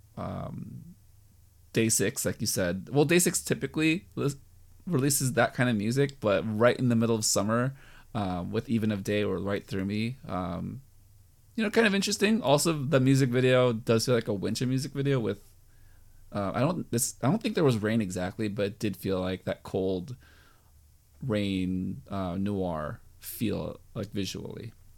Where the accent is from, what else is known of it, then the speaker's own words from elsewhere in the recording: United States; I'm American